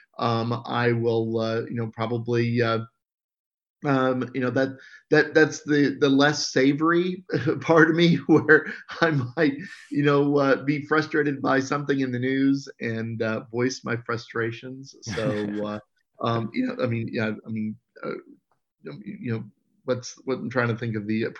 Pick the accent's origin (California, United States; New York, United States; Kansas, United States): Kansas, United States; Abilene; I grew up in Abilene, Kansas